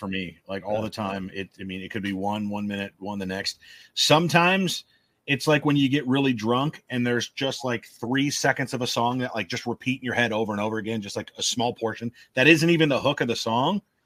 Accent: Omaha, Nebraska, United States; moved away; also born or lived in Lincoln, Nebraska; I'm from North Omaha and uh, just moved from Lincoln to where I live now

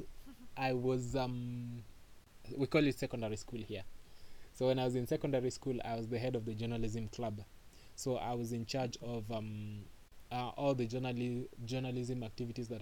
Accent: Nairobi, Kenya; also born or lived in Mombasa, Kenya; I am from Nairobi, Kenya. I grew up in between Nairobi and Mombasa.

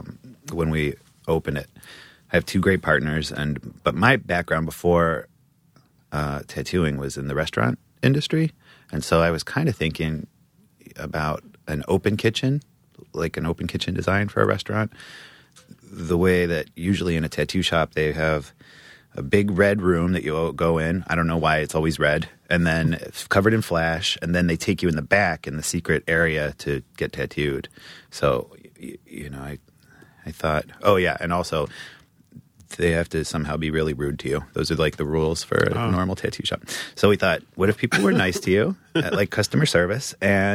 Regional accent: New Mexico, United States; born there; I was born in New Mexico, up in the mountains, far, far away from civilization.

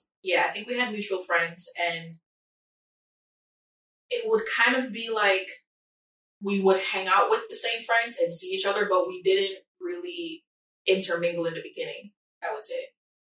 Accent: Jamaica; moved away; Well, where I'm from, I'm Jamaican. So big up

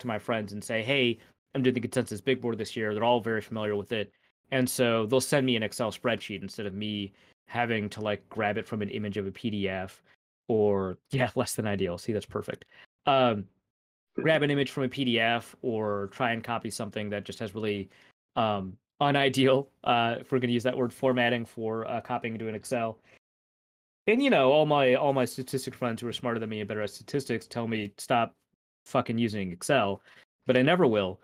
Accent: Minnesota, United States; I'm Minnesotan

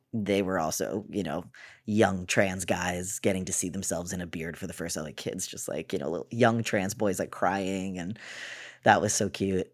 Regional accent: Cape Cod, Massachusetts, United States; also born or lived in Boston; I'm from Boston. I grew up on the Cape, though, on Cape Cod

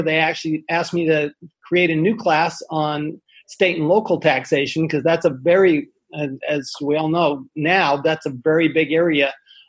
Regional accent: Salt Lake City, Utah, United States; I grew up in Salt Lake City, Utah, and went to the University of Utah after I served 2 years as a Mormon missionary.

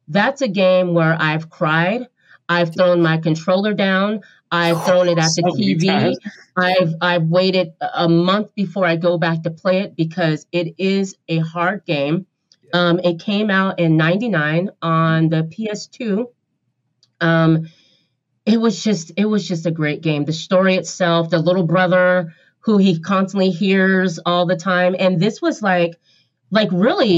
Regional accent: Portland, Oregon, United States; I'm from Portland, Oregon, so I go to Powell Books

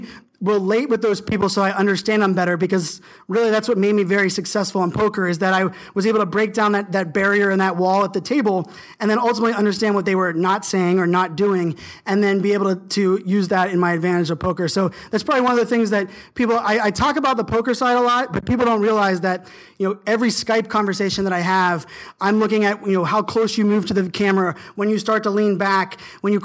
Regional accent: Virginia Beach, Virginia, United States; I was a surfer growing up in Virginia Beach

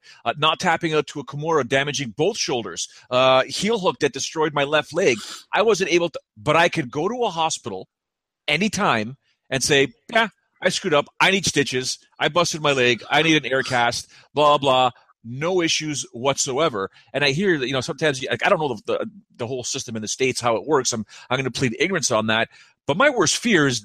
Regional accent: Canada; us being Canadian

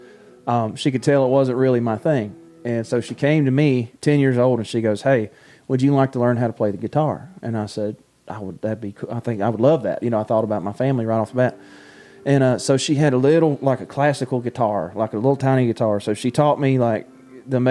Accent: Baxley, Georgia, United States; I grew up in Baxley, Georgia

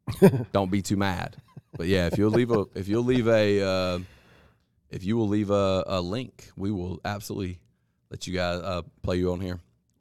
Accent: England, United Kingdom; now in Spain; I'm English, but live in the mountains in southern Spain.

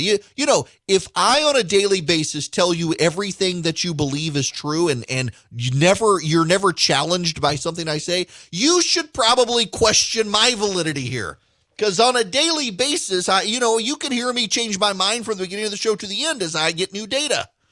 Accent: Louisiana, United States; We're both from Louisiana

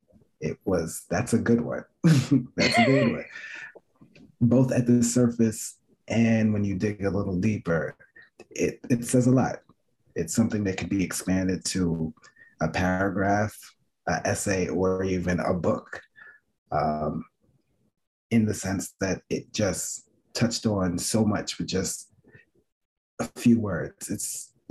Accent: New York City, New York, United States; I grew up in Flatbush

